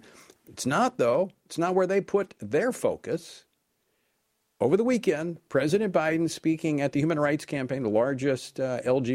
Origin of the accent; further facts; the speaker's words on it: Louisiana, United States; Louisiana over the weekend, my home state